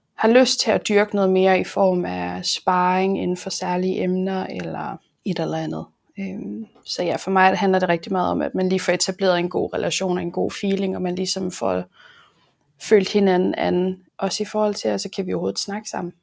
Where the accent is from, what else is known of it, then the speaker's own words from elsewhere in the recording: Aarhus, Central Denmark Region, Denmark; jeg er jo fra Aarhus